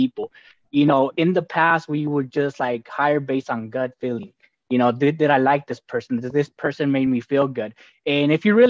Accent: Los Angeles, California, United States; also born or lived in Guadalajara, Jalisco, Mexico; So grew up in a famous city called South Central Los Angeles

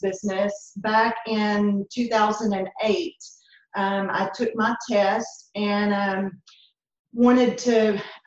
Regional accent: Crow, Texas, United States; also born or lived in Hawkins; I grew up in uh, a little community called Crow and went to high school in Hawkins

